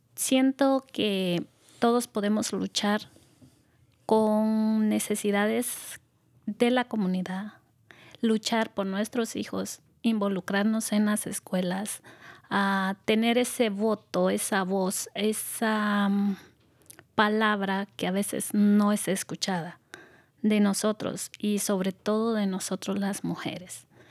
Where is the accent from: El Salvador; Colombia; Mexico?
El Salvador; moved away as an adult; now in United States; yo soy originaria del Salvador